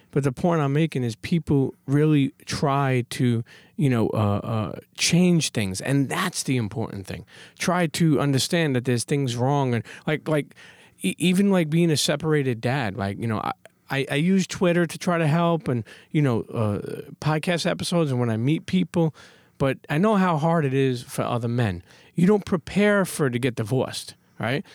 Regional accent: New York City, New York, United States; I love being a Brooklyn Knight. I love being a New Yorker.

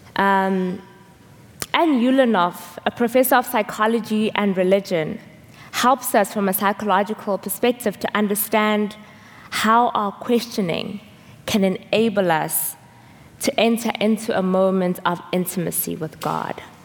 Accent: South Africa; moved away; I'm from South Africa

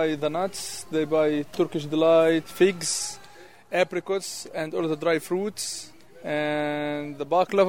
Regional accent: Ramallah, West Bank, Palestine; moved away as an adult; now in San Francisco, United States; I'm from Palestine.

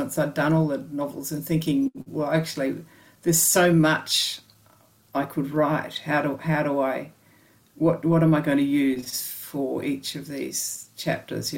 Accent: Australia; I'm from Australia, you know, we've got kookaburras and magpies

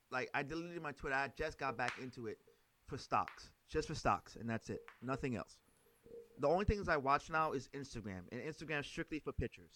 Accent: New York City, New York, United States; also born or lived in Trinidad; growing up in Brooklyn, first growing up in Trinidad, growing up in Brooklyn

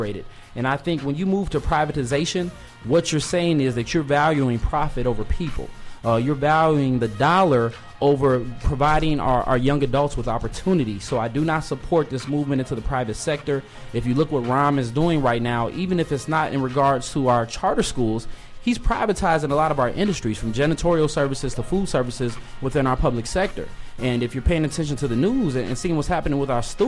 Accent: Chicago, Illinois, United States; growing up, being born and raised in the Shy

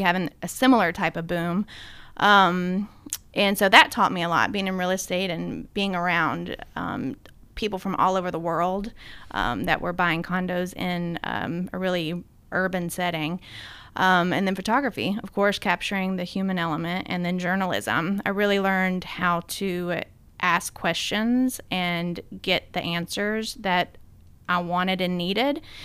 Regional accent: Sumner County, Tennessee, United States; also born or lived in Boston, Massachusetts; I grew up in Tennessee, here in Sumner County

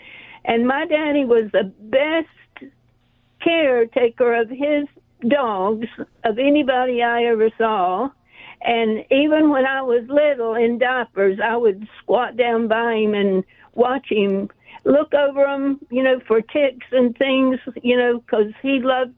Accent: Bartow, Florida, United States; now in Vermont, United States; I'm from Central Florida, Bartow, Florida, Polk County. My father was an engineer in the phosphate industry

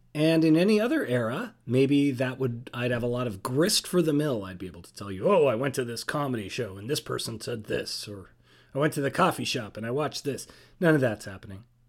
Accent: Toronto, Ontario, Canada; moved away; I'm a Canadian citizen, born in Toronto, lived a little bit around.

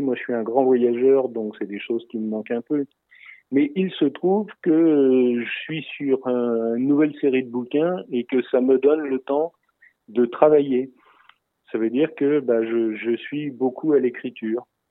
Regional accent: France; je parle moi en tant que Français en France

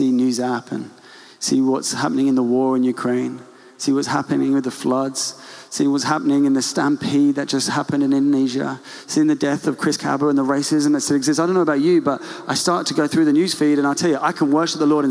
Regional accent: England, United Kingdom; we are reserved English people

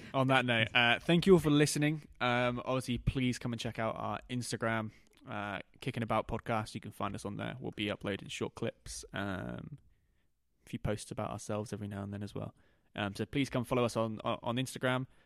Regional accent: Norwich, East of England, United Kingdom; we're from Norwich.

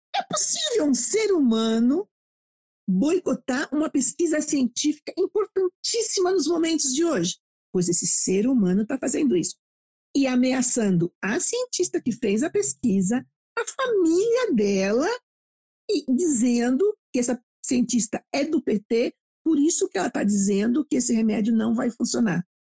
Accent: Brazil; also born or lived in England; Adoro o Brasil, adoro a minha terra, adoro minha comida

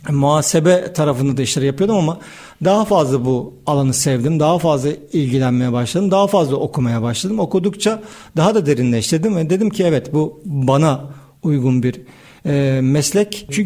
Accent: Istanbul, Turkey; also born or lived in Kastamonu; 16 Ocak 1976 İstanbul doğumluyum.

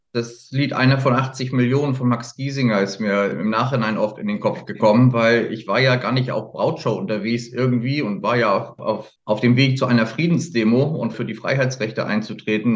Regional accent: Hamburg, Germany; Ich bin im Süden Hamburgs groß geworden

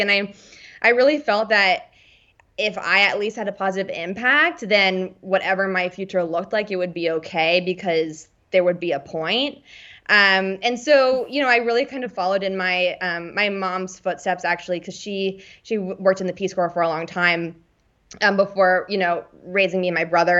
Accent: Washington, District of Columbia, United States; moved away as an adult; also born or lived in Bethesda, Maryland / Los Angeles; now in London, United Kingdom; I'm originally from Washington, D C

